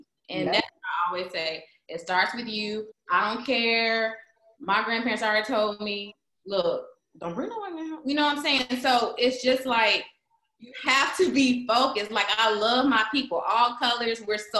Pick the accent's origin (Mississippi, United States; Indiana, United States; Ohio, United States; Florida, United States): Mississippi, United States; I grew up in Mississippi